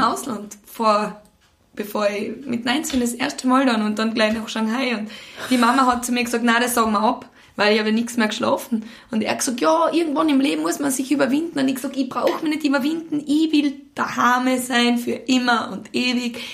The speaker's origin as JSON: {"language": "German", "country": "Austria", "tie": "born or raised there", "said": "in das Haus zum Bauernhof, wo ich aufgewachsen bin. Und zwar auf der Nostra"}